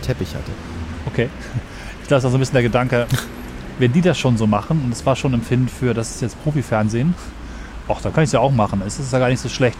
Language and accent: German; Northern Germany, Germany; als Norddeutscher